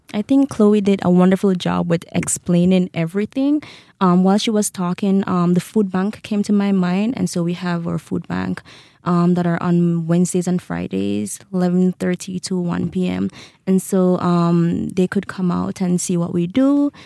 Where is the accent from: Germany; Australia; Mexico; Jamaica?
Jamaica; moved away as an adult; now in Rexburg, United States; I am from Jamaica